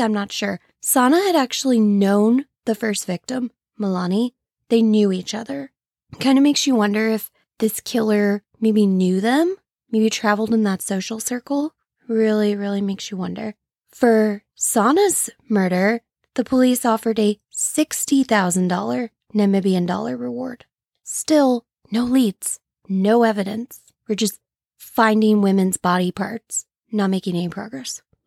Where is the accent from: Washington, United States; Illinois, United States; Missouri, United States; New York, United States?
Illinois, United States; St. Louis area, Illinois side, United States; I'm from the Saint Louis area, but on the Illinois side